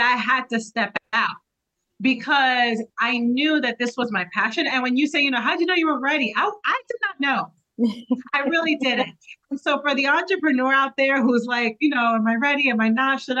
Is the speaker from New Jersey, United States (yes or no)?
yes; New Jersey, United States; I represent Southern New Jersey because I'm from New Jersey